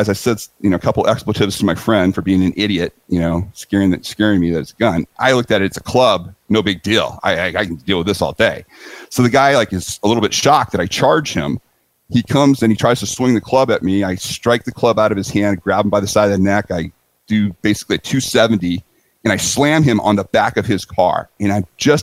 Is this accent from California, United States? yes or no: yes; San Diego, California, United States; I'm feeling very comfortable in San Diego. It's my hometown.